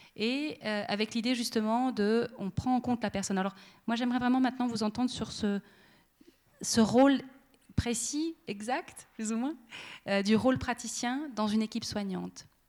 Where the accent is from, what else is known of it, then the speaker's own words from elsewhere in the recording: Monthey, Valais, Switzerland; dans toute mon enfance à Monté